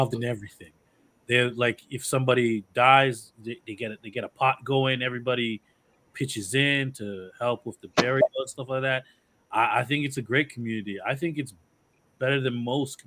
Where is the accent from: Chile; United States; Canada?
Canada; I was born in Canada. I'm St. Lucia and Dominica. So my parents met up here